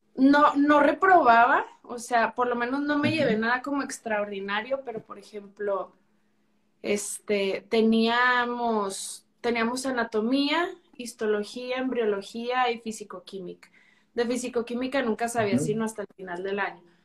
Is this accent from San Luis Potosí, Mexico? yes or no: no; Chihuahua, Mexico; also born or lived in Mexico City; soy de Chihuahua, Chihuahua